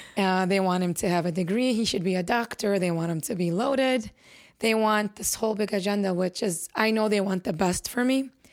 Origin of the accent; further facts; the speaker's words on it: Chicago, Illinois, United States; I was born and raised in Chicago, Illinois.